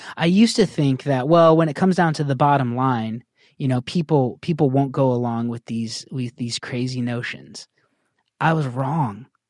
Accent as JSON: {"language": "English", "country": "United States", "said": "I'm an American"}